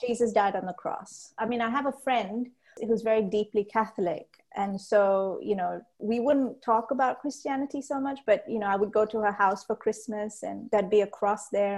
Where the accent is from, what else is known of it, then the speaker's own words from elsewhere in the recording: Malaysia; So I was actually born and raised in Malaysia. We're of Sri Lankan descent